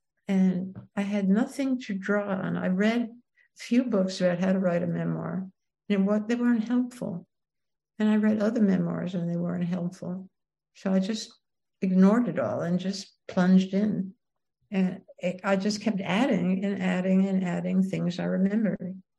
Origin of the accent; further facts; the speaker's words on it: New York City, New York, United States; It was a very prejudiced world. It was all, where I grew up, the time I grew up, is all Italians and Jews.